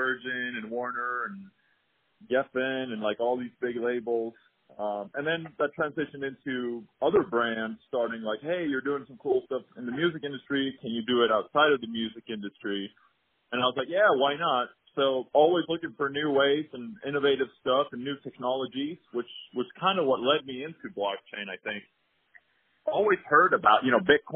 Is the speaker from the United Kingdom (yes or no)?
no; Sweden; I'm born and raised in Sweden, grew up there